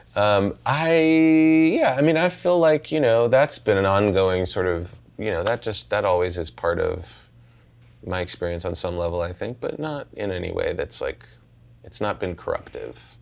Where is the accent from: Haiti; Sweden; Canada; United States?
United States; Pittsburgh, Pennsylvania; I grew up in Pittsburgh